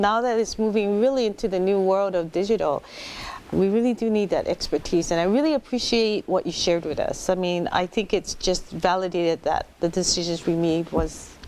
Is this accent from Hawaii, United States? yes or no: yes; Hawaii, United States; I also come from the lovely island of Oahu.